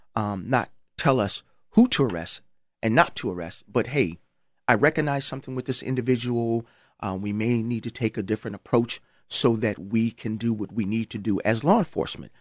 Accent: Charleston, South Carolina, United States; moved away; I'm from Charleston, South Carolina.

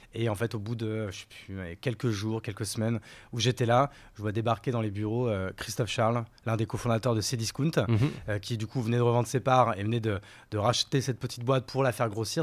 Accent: Courgivaux, Grand Est, France; moved away as an adult; also born or lived in Paris / Bordeaux; Je suis né à Paris. ma famille est parisienne depuis 3-4 générations. Et ma mère et mon père, quand j'étais petit, ont eu la bonne idée d'aller vivre en Champagne-Ardenne, dans la Marne pour être plus précis, dans un village de 300 habitants.

